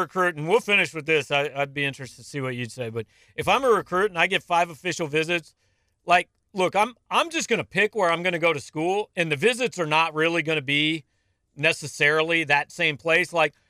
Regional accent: Columbia, Missouri, United States

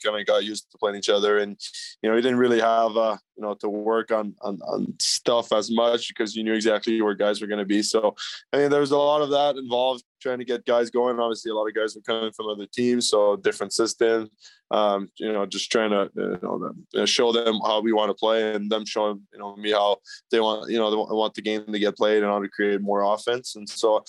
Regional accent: Montreal, Quebec, Canada; moved away; I grew up in the West Island. We actually call it the West Island. It's pretty English, so I picked it up there a lot.

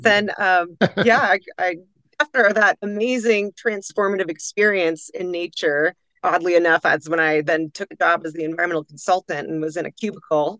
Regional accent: Pacific Northwest, Washington's Cascade Mountain Range, United States; now in Boise, United States; i grew up in the shadow of washington's cascade mountain range under beautiful evergreen canopies frolicking in the wild spaces of the pacific northwest

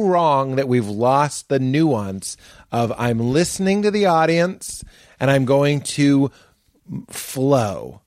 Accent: United States; we're, we're an American culture

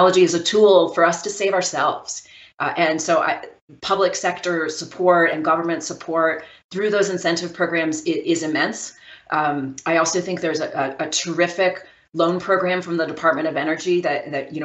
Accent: Maryland, United States; I grew up in Maryland

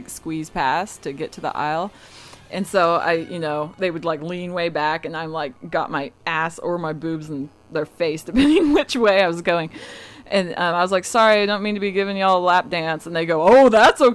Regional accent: Arkansas, United States; I'm from Arkansas

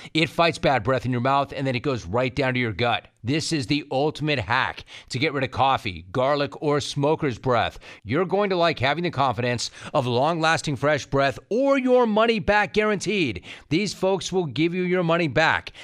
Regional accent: Calabasas, California, United States; I grew up in Calabasas

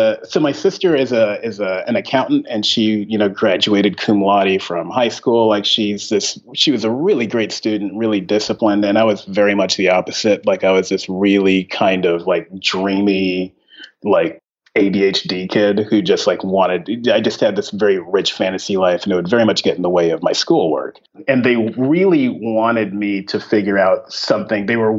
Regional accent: Ventura, California, United States; also born or lived in Texas; No, I'm originally from Ventura, California, which is about an hour north of LA.

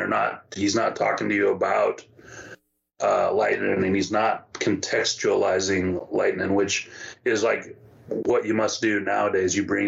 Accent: Texas, United States; it has a lot to do with the fact that I'm from the Rio Grande Valley, and he goes down there and all along the border, both in Texas and in Mexico

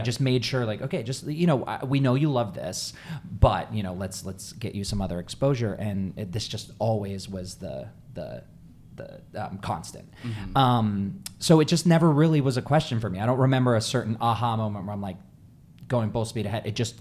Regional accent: Tucson, Arizona, United States; I'm from Tucson, I'm from Arizona

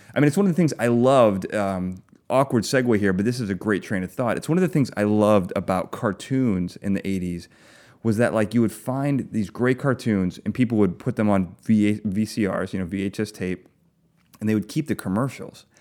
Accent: Chicago, Illinois, United States; I grew up with them. I grew up in Chicago

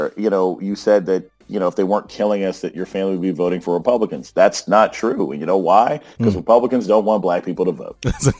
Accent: Germany; Like, I grew up overseas. I grew up in Germany. I saw flatbed trucks with missiles on them that would be sort of carried past our elementary school on base. I grew up on a military base.

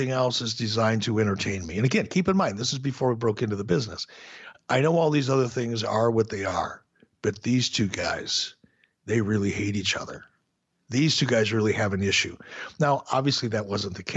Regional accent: Minnesota, United States; when I was a fan growing up in Minnesota

